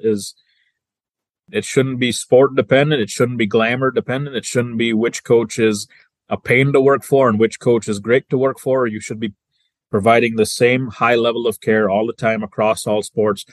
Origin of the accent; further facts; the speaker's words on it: Sturgis, Michigan, United States; also born or lived in London, England; I grew up in the small town of Sturgis, Michigan, which is in the southwest corner of Michigan